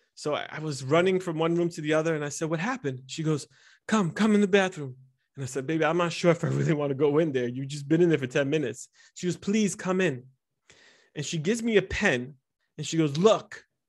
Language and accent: English; United States; first language Italian; English is a second language; was born and raised in America, and I was born and raised in an Italian home, and my neighborhood was Spanish, so my third language was, ended up being English.